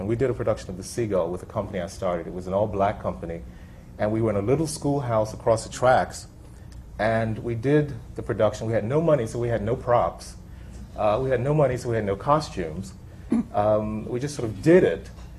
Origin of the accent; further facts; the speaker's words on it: Atlanta, Georgia, United States; I'm from Atlanta and grew up there